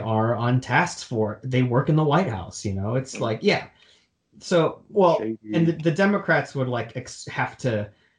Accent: Texas, United States; I'm from Texas

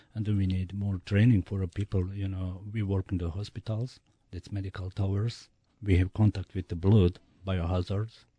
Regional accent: Bosnia & Herzegovina; English is a second language; moved away as an adult; now in United States; I'm from Bosnia

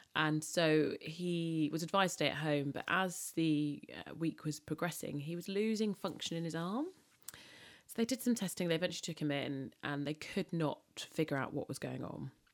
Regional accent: London, United Kingdom; I'm British. If I'm born and bred Londoner, but there is a great sense of my upbringing being very Caribbean

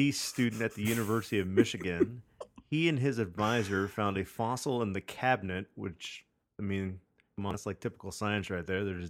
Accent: Italy; I come from Italy, but salads aren't a thing there.

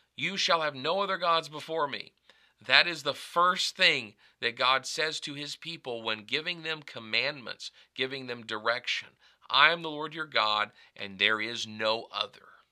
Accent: United States; I call myself an American because that's the designation of my nationality

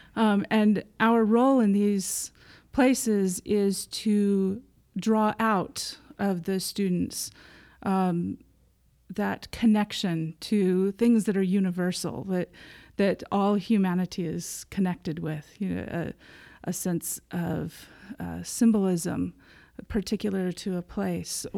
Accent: United States; moved away as an adult; also born or lived in Provo, Utah / Anoka, Minnesota / Fullerton, California / Norway; now in London, United Kingdom; I was born in Provo okay. um, and then grew up in Anoka, Minnesota and Fullerton, California

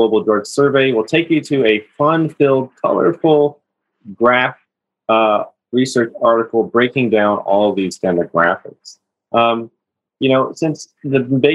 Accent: California, United States; my home state of California

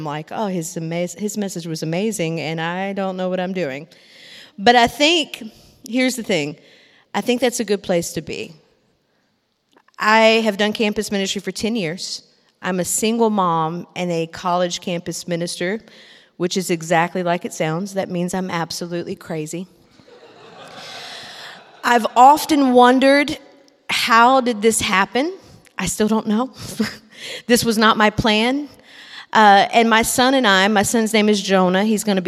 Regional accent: Big Sandy, Tennessee, United States; moved away as an adult; also born or lived in Nashville, Tennessee; I'm from a little town called Big Sandy, Tennessee, that has 500 people in it

